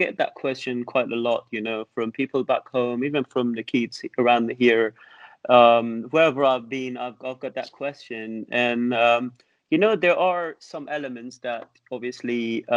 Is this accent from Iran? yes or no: yes; Iran; English is a second language; moved away as an adult; also born or lived in Tehran / Netherlands; now in England; back home in Iran, we learn a little bit Arabic as well